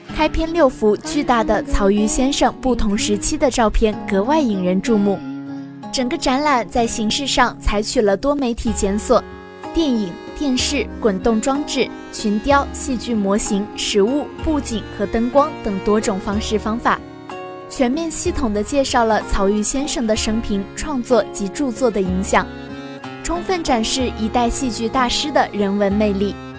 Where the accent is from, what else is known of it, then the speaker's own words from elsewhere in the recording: Hubei, China; 作为一个土生土长的湖北人